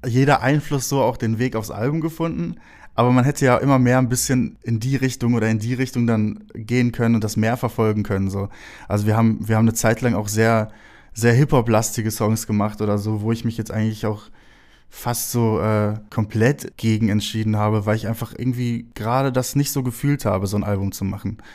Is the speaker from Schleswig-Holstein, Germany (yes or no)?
no; Herne, North Rhine-Westphalia, Germany; moved away; bin in Wanne-Eickel geboren